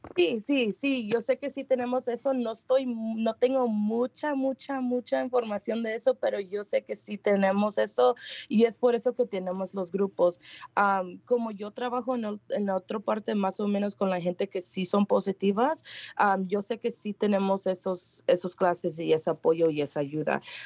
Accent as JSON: {"language": "Spanish", "town": "San Rafael", "region": "California", "country": "United States", "tie": "born or raised there", "said": "aquí en San Rafael, conozco mucho de Marin County, aquí nací, aquí vivo"}